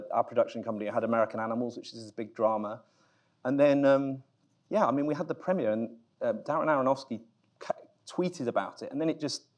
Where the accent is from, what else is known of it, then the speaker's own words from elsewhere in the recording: United Kingdom; I'm British